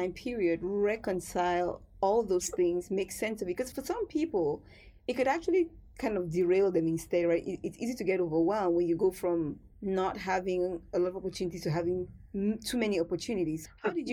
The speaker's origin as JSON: {"language": "English", "country": "Cameroon", "tie": "born or raised there", "said": "growing up in Cameroon"}